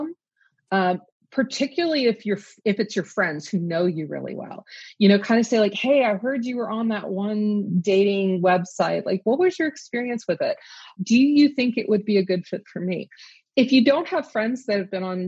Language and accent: English; the South, United States; growing up in the South when I did